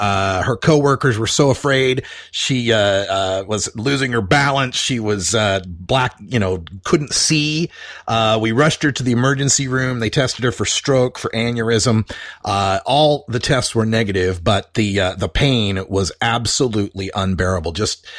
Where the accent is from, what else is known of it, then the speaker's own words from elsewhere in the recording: Idaho, United States; now in Portland, United States; my neck of the woods back in my home state of Idaho.